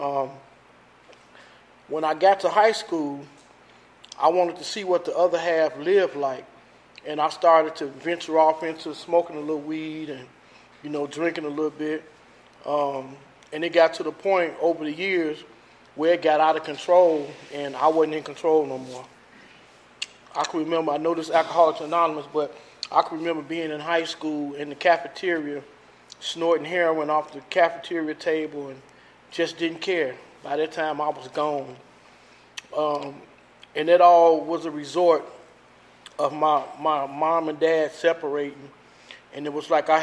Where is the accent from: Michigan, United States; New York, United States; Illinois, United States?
Illinois, United States; Chicago; I grew up, born and raised in Chicago